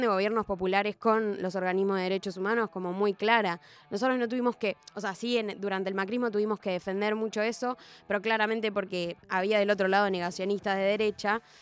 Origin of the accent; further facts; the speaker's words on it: Argentina; moved away; yo soy del interior